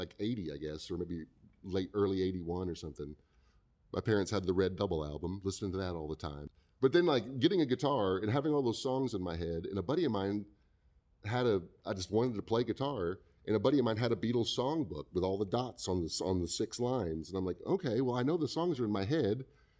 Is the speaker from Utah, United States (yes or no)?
no; Indiana, United States; born there; Hey, I, you know … I was born in Indiana.